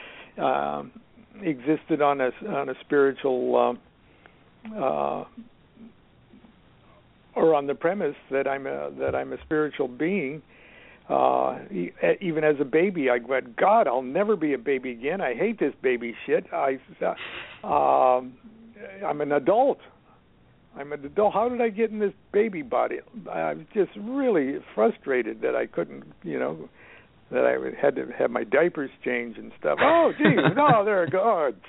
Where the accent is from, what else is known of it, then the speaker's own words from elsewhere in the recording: Columbus, Nebraska, United States; as a child growing up in Columbus, Nebraska